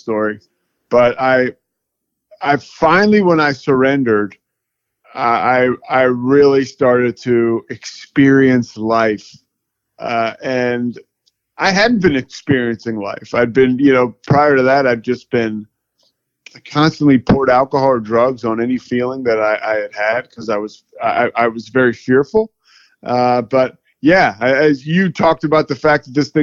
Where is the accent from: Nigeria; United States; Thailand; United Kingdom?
United States; outside of Philadelphia, Pennsylvania; moved away as an adult; also born or lived in Colorado / Charlotte; now in Waco, United States; I grew up outside of Philadelphia